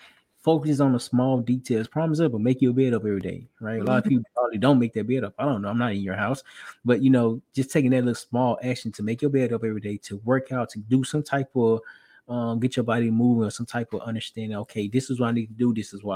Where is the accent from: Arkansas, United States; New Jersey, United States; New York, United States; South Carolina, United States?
Arkansas, United States; We're both from Arkansas